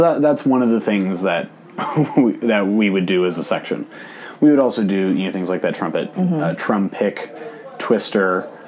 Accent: Piedmont, California, United States; my hometown of Piedmont, California

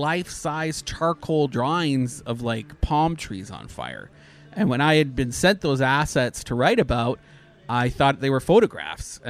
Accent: Canada; I'm Canadian

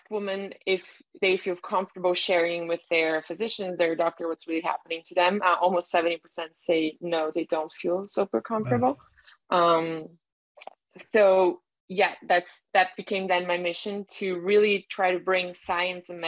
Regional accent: Brazil; also born or lived in Miami, United States / Germany; I was born in Brazil and then raised between Miami, a farm in the countryside of Brazil, and sometimes um, randomly in Germany for a few months.

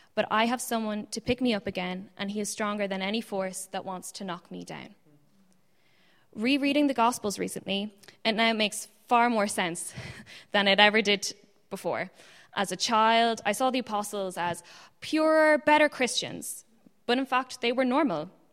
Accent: Ireland; also born or lived in Ann Arbor, Michigan, United States; I was born in Ann Arbor, Michigan, and we moved to Ireland when I was five and a half

